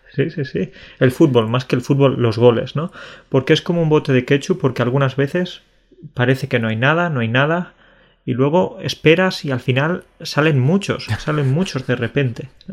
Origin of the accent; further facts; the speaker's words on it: Spain; now in Poland; Soy español, pero vivo en Polonia